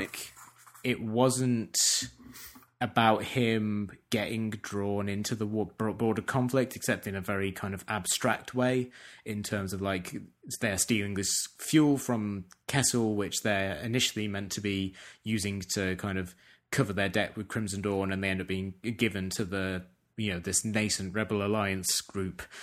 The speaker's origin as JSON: {"language": "English", "region": "England", "country": "United Kingdom", "said": "as an English person"}